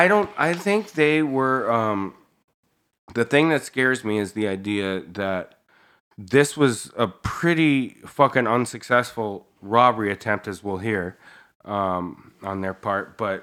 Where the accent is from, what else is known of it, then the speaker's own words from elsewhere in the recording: Glendale, California, United States; also born or lived in Los Angeles (born at Cedars-Sinai Hospital); I grew up in North Glendale for most of my life